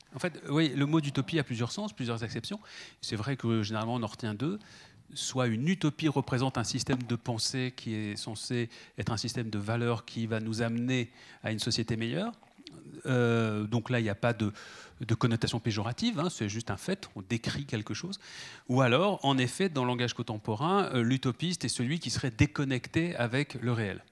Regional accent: France; also born or lived in Paris; chez nous en France

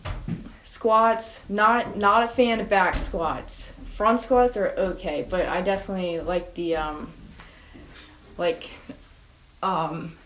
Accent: Pottstown, Pennsylvania, United States; also born or lived in Phoenix, Arizona; I was born here in Pottstown, and then I moved to Phoenix when I was 10, and I was there for 3 years

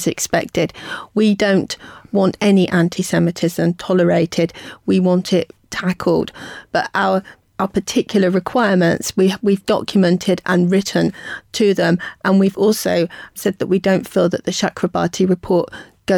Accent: United Kingdom; we are British Jews and part of the fabric of the country

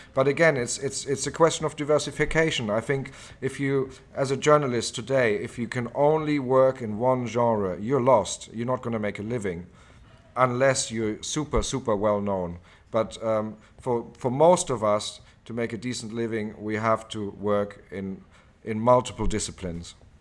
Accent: Germany; moved away as an adult; also born or lived in Oxford, United Kingdom / London, United Kingdom; now in Thailand; I was born in Germany and lived there the, uh, first eighteen years of my life

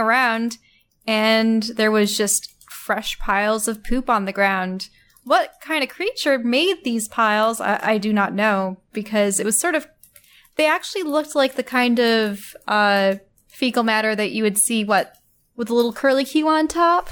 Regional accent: New York, United States; now in Kansas, United States; I'm from New York, and there's just endless forests there

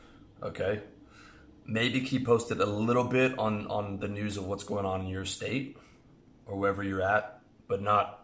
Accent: Canada; moved away; I'm from Canada

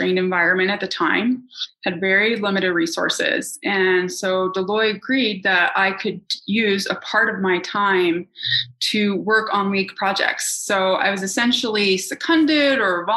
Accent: Salt Lake City, Utah, United States; moved away; also born or lived in New York City; when I grew up in Utah, I didn't have any professional women in my orbit

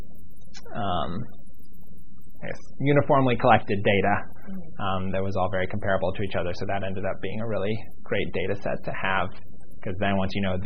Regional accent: Pittsburgh, Pennsylvania, United States; now in Miami, United States; I was born in Pittsburgh, Pennsylvania

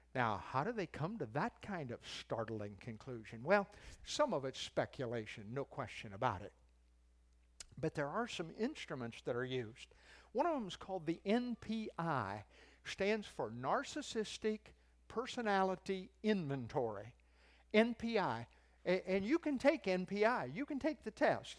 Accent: United States

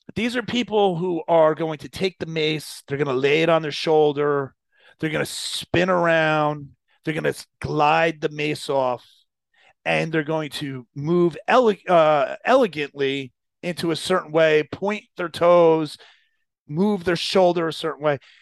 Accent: New Jersey, United States; I grew up in Jersey

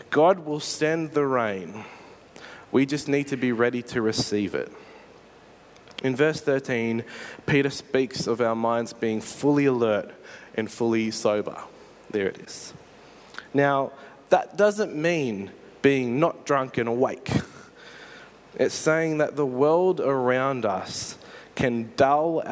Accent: Australia; I'm pretty sure I'm Australian

